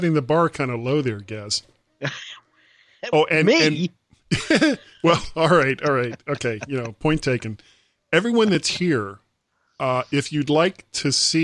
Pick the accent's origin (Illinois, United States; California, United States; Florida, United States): Florida, United States; also born or lived in Columbus, Ohio; I am from Florida